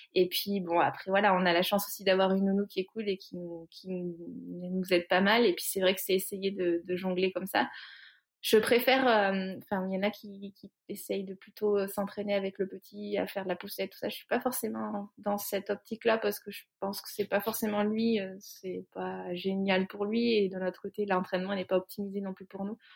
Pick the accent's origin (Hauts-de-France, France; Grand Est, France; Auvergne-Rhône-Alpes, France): Auvergne-Rhône-Alpes, France; Cantal, near Saint-Flour; J'ai grandi dans le Cantal, euh, à côté de Saint-Flour